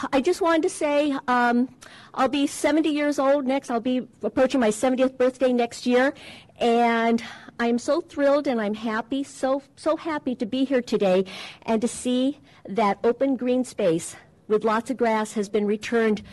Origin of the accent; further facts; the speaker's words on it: Huntington Beach, California, United States; we grew up here in Huntington Beach